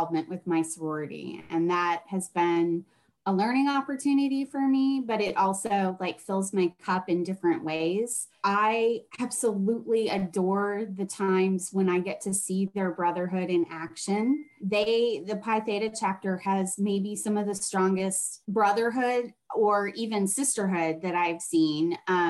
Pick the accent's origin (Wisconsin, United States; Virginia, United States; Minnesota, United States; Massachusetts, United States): Wisconsin, United States; now in San Antonio, United States; I am originally from Wisconsin